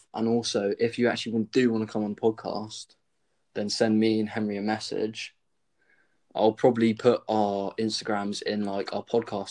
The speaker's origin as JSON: {"language": "English", "area": "Dorset", "region": "South West England", "country": "United Kingdom", "said": "we're from Dorset"}